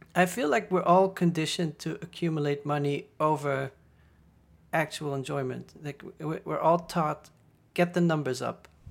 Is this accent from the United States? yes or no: no; Netherlands; moved away as an adult; also born or lived in Paris / Berlin; I'm from the Netherlands